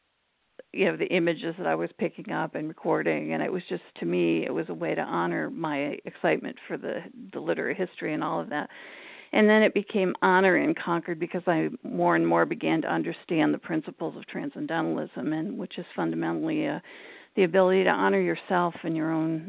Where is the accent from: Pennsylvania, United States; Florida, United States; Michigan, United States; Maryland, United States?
Michigan, United States; moved away as an adult; also born or lived in Cambridge, Massachusetts; now in Massachusetts, United States; I grew up in Michigan, and I left when I graduated from Michigan State and came out here